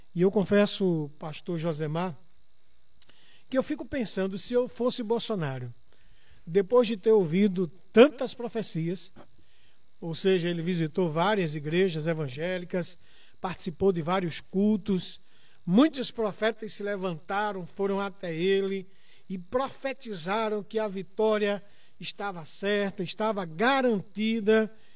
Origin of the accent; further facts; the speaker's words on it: Brazil; como somos brasileiros